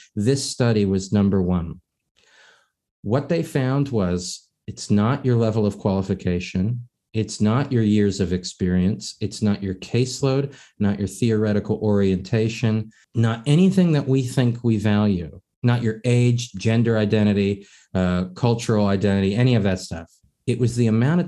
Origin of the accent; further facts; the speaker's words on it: East Coast, United States; I'm born and raised in the East Coast, I'm a Northwest member